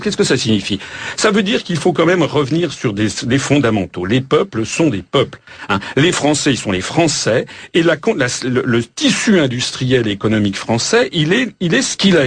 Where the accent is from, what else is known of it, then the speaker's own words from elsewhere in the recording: France; Nous sommes français